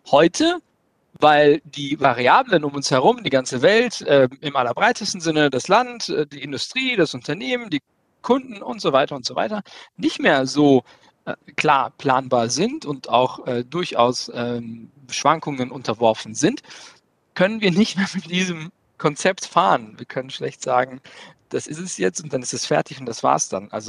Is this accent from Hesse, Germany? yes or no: yes; Kassel, Hesse, Germany; Äh, ich komme aus Kassel-Brauxel, habe äh, Wirtschaftsinformatik äh, zusammen mit IBM studiert